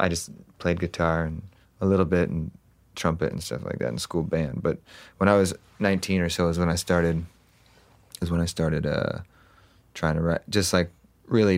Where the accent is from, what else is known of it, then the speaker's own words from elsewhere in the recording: Huntington Beach, California, United States; also born or lived in Los Angeles, United States; I grew up in Orange County, so Huntington Beach